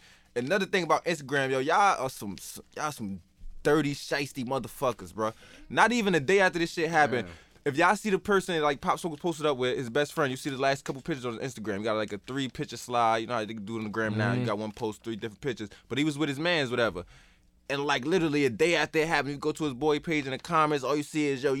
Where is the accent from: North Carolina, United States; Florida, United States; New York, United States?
New York, United States; I ain't going to say we, like, I'm from New York, but I felt like New York was bringing East Coast